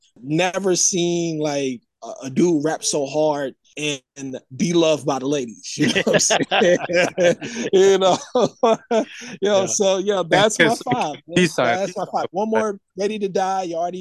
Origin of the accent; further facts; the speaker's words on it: New York City, New York, United States; I'm from Queens